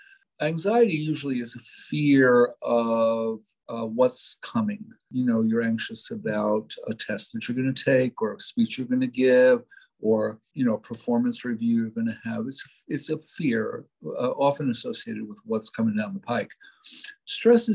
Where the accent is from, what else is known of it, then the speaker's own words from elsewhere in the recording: New York City, New York, United States; I was brought up in New York City